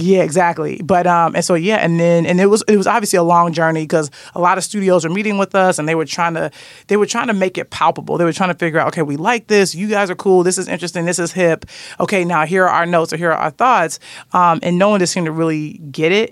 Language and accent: English; Chicago, Illinois, United States; I'm from Chicago